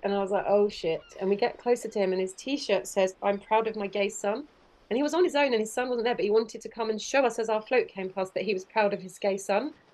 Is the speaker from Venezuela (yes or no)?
no; Kent, South East England, United Kingdom; I grew up in Kent